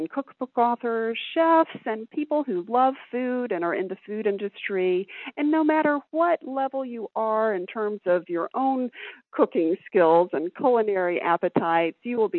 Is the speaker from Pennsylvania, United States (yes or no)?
no; Alabama, United States; accent: Southern; now in Chicago, United States; I grew up in the heart of Dixie in Alabama. Mm-hmm. And so I might slip into my Southern accent and even say a few y'alls today from Chicagoland.